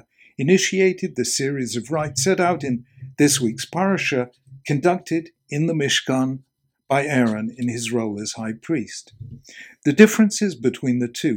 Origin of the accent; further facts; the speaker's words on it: England, United Kingdom; Being English, not American